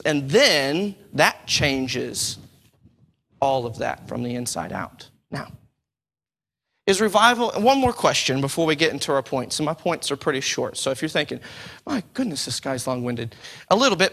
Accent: Texas, United States; now in United Kingdom; I'm from the States

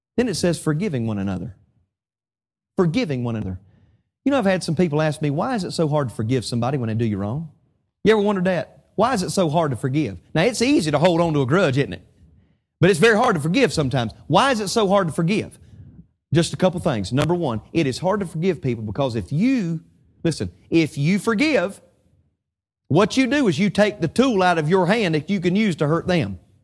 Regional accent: Statesville, North Carolina, United States; my hometown of Statesville, North Carolina

